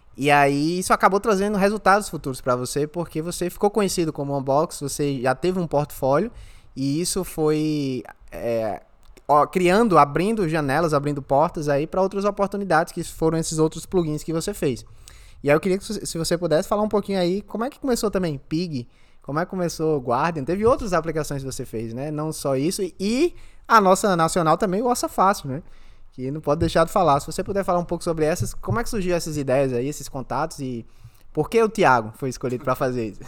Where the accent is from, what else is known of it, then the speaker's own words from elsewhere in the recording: Brazil; now in Australia; a gente é do Brasil